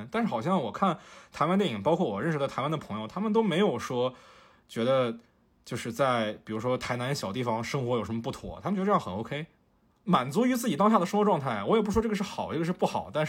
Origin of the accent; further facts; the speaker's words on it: Fujian, China; also born or lived in northern China; 我说我是福建人，但是我是出生在北方嘛，然后是四岁来到福建的。而且我是一直待在城市里